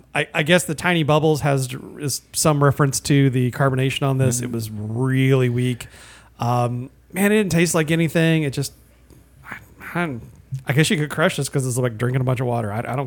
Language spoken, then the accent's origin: English; Indiana, United States; moved away; you're from Indiana.